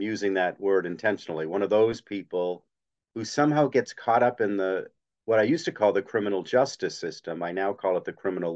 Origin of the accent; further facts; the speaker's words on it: Bangor, Maine, United States; I grew up in Bangor, had a very nice lower middle income upbringing.